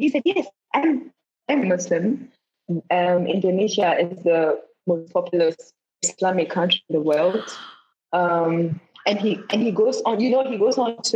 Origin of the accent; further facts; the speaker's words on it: Ghana; I'm from Ghana